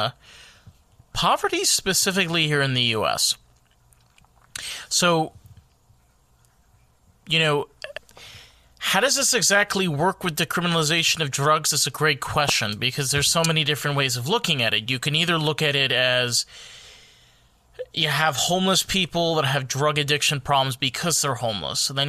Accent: New York, United States; I'm from New York

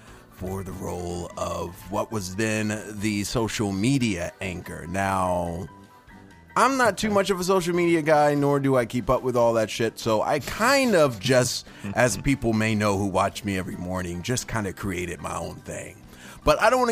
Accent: New Orleans, Louisiana, United States; moved away as an adult; now in Tampa, United States; I'm from New Orleans

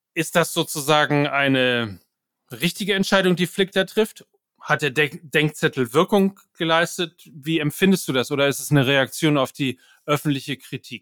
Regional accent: North Rhine-Westphalia, Germany; ich komme aus Ostwestfalen

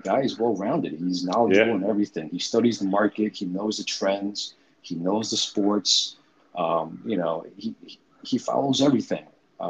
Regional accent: New York City, New York, United States; growing up in New York City, father of two

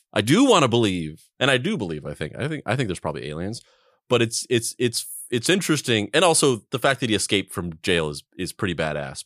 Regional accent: Roswell, New Mexico, United States; growing up or living in Roswell, New Mexico

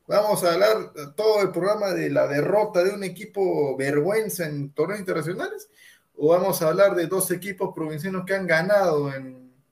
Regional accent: Peru; así como dicen, eh, somos peruanos, hay que, hay que comernos la liga hacer.

